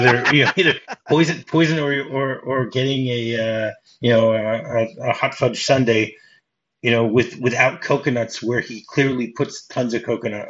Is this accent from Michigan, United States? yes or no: yes; Detroit suburb, Michigan, United States; the suburb that I grew up in Detroit